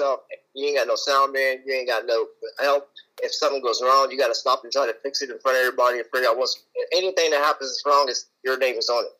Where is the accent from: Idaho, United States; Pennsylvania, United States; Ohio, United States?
Ohio, United States; Lima; I'm from Lima, Ohio.